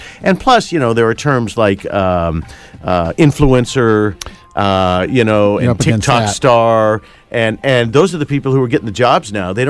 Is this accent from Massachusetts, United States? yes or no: no; Indianapolis, Indiana, United States; moved away as an adult; now in Los Angeles, United States; I grew up in Indianapolis.